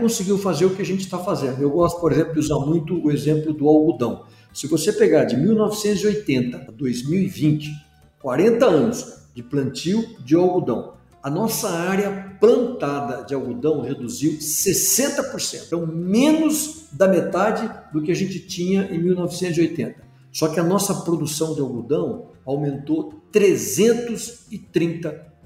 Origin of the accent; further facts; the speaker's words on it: Brazil; como brasileiros